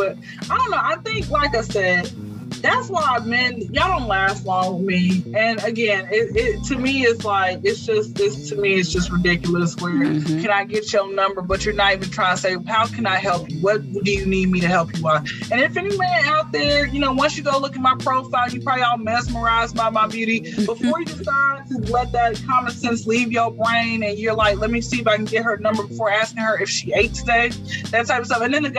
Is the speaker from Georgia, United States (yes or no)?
yes; Georgia, United States; I come from the Bible Belt, South Georgia, blah, we learned this in church.